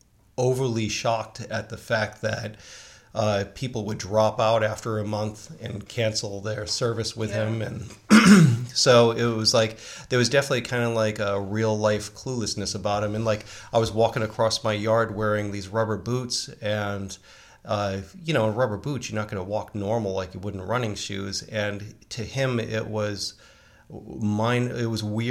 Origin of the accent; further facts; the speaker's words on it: Northeast, United States; a Gen Xer growing up in the Northeast and mafia country